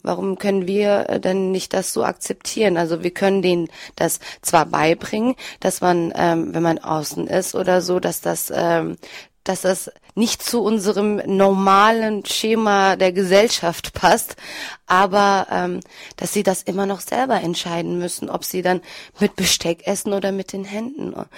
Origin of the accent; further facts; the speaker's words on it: Freiburg, Baden-Württemberg, Germany; also born or lived in Turkey; now in Wuppertal, Germany; ich bin ähm, hier in Deutschland aufgewachsen